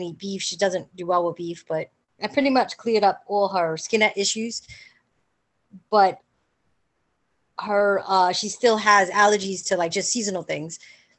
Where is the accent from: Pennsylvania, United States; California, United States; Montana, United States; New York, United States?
New York, United States; Staten Island; I grew up in Staten Island.